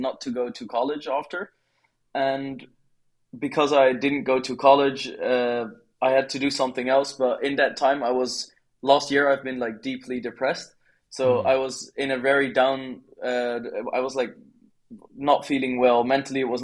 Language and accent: English; Netherlands; moved away as an adult; now in Bali, Indonesia; I am from the Netherlands originally, but now I've lived in Bali for like roughly 9 months